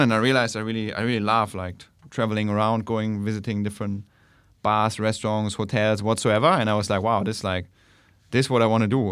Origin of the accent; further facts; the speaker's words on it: Germany; moved away as an adult; now in Bangkok, Thailand; I'm originally from Germany